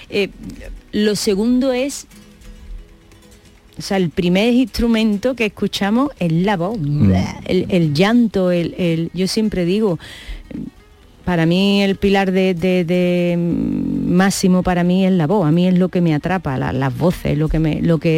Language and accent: Spanish; Granada, Andalusia, Spain; also born or lived in Germany; Creces mm. en Granada